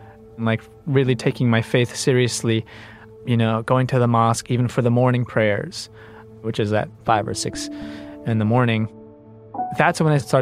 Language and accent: English; New York City, New York, United States; I was born in Coney Island Hospital and raised in the community of Brighton Beach